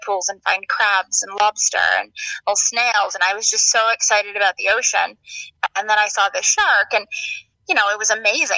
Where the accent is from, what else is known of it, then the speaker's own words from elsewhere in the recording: Maine, United States; I grew up in Maine